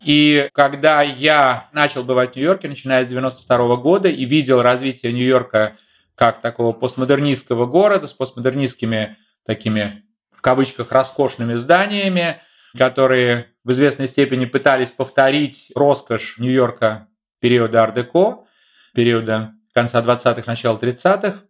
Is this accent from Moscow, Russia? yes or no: no; Saint Petersburg, Russia; moved away as an adult; now in Germany; в э, моем родном городе, в Ленинграде, в Петербурге